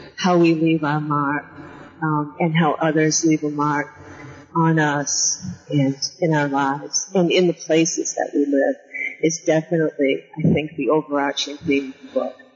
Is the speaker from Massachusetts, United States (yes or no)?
yes; New Bedford, Massachusetts, United States; I grew up in Massachusetts uh, on the on the coast in New Bedford, Mass